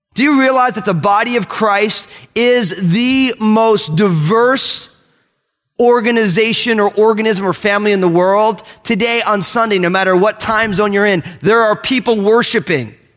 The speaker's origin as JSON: {"language": "English", "region": "Northeast", "country": "United States", "said": "I'm all Italian from the Northeast"}